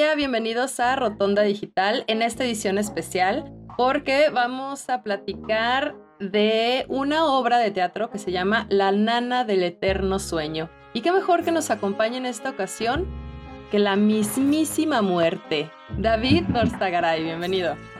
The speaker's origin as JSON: {"language": "Spanish", "country": "Mexico"}